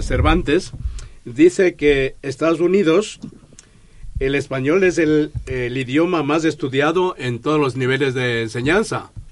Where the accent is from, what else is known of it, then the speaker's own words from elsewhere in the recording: Quito, Pichincha, Ecuador; now in Spain; yo nací en, Quito, Ecuador.